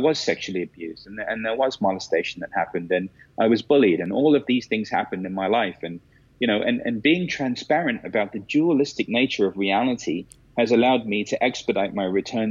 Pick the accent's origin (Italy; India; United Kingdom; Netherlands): India; one of the biggest kind of stereotypes that I fall into is that I'm Indian. So then naturally, by extension, I'm a guru.